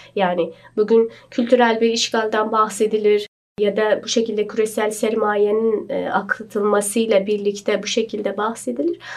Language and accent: Turkish; Shahrisabz, Qashqadaryo Region, Uzbekistan; moved away as an adult; also born or lived in Istanbul, Turkey; now in Turkey; ben e, Şahrisabzliyim